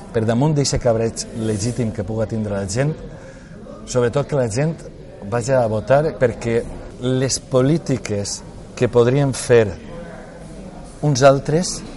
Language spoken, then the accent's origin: Catalan; Valencian Community, Spain; first language Valencian; els valencians tinguem representants a, eh, a, a Madrid